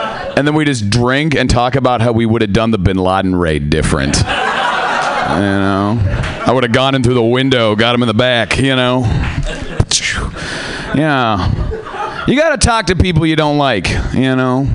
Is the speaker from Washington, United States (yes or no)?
yes; Seattle, Washington, United States; I am from Seattle